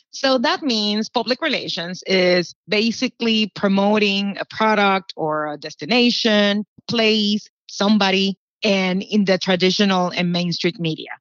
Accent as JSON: {"language": "English", "country": "Puerto Rico", "moved": "as an adult", "lives_now": "Orlando, United States", "said": "I'm from Puerto Rico, and I've been living in the United States. I moved directly from Puerto Rico to Orlando. And for me, in Puerto Rico, living my life there, we just were Puerto Ricans"}